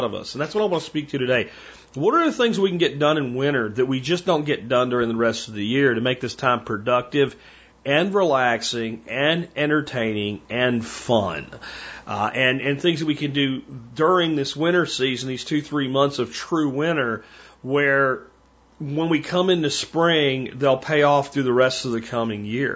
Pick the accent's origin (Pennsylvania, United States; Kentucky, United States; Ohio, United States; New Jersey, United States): Pennsylvania, United States; moved away; That's winter where I come from, folks, and I come from Pennsylvania